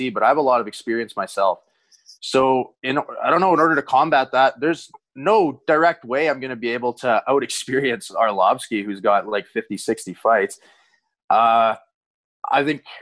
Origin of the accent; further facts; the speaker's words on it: Bonnyville, Alberta, Canada; now in Las Vegas, United States; I grew up in Bonnyville, so town's about 6,000 people